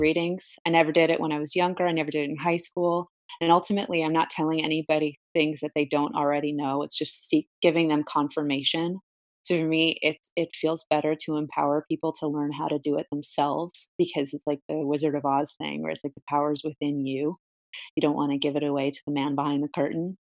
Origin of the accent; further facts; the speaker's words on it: Brielle, New Jersey, United States; I grew up in Brielle, uh, it's a little shore town, um, in, in Jersey